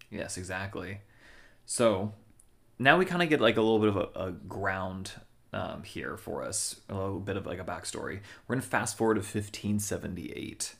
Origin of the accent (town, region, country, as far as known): United States